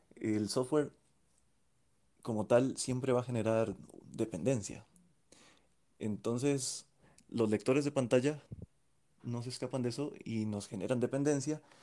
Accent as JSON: {"language": "Spanish", "country": "Costa Rica", "said": "de Costa Rica"}